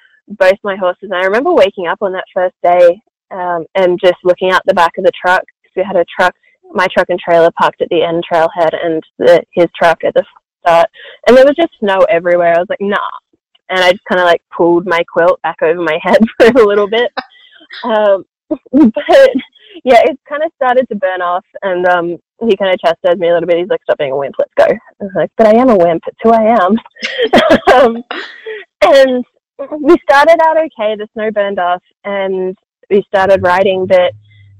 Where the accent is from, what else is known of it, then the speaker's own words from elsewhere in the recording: Australia; As an Australian